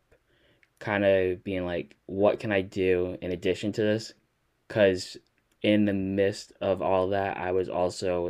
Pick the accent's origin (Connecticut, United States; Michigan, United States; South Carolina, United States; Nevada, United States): Connecticut, United States; moved away; also born or lived in Rhode Island; I grew up in Connecticut and then we moved to Rhode Island